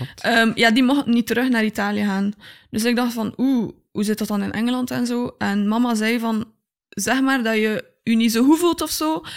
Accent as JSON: {"language": "Dutch", "town": "Tielt", "region": "Flanders", "country": "Belgium", "tie": "born or raised there", "also_born_or_lived": "Wakken", "said": "ik ben geboren in Tielt"}